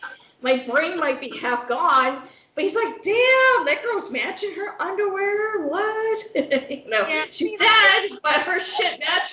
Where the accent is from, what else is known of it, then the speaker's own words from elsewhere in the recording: Midwest, United States; accent: flat Midwestern; us in the Midwest